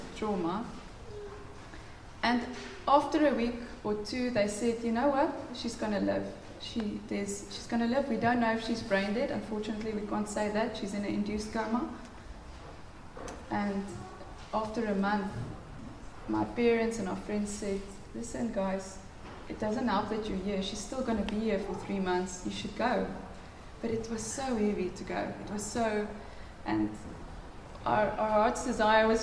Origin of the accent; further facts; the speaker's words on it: near Pretoria North, Gauteng, South Africa; moved away; I come from Pretoria North, guys. You know, there, it's rough. It's, well, not from Pretoria, just next to Pretoria North.